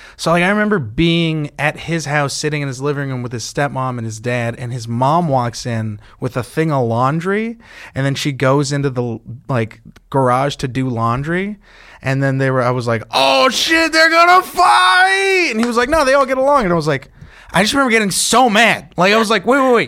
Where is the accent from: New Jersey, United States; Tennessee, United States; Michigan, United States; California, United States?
California, United States; I'm from California